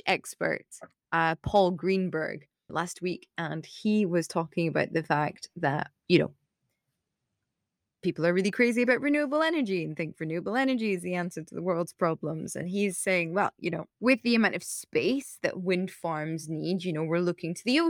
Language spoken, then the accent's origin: English; United Kingdom; I have the naivety and the good fortune of being British.